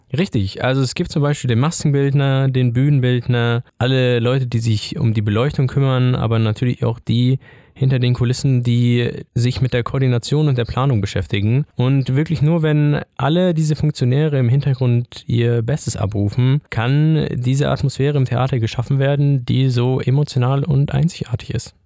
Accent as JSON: {"language": "German", "town": "Ingolstadt", "region": "Bavaria", "country": "Germany", "tie": "born or raised there", "moved": "as an adult", "lives_now": "Würzburg, Germany", "said": "ich bin auch einundzwanzig Jahre alt und komm gebürtig aus Ingolstadt und bin erst jetzt zum Studieren hier nach Würzburg gezogen"}